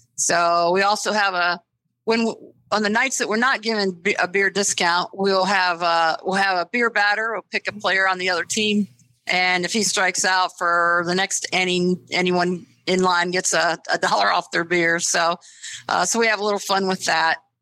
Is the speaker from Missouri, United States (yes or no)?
no; Springfield, Ohio, United States; moved away as an adult; also born or lived in East Coast; I'm originally from Springfield, Ohio